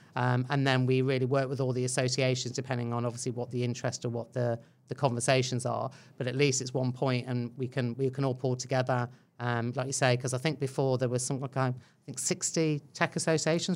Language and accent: English; England, United Kingdom; moved away as an adult; now in New Zealand; I think you can tell by my accent uh, that I'm not Kiwi. Um, so yeah, originally from England, Irish parents, so a good old mix going on in there